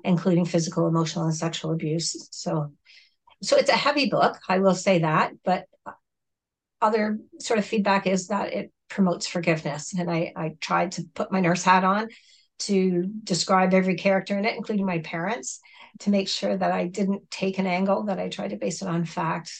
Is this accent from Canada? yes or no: yes; Southern Ontario, Canada; English is a second language; also born or lived in Mexico; I grew up in Southern Ontario and I was adopted at the age of nine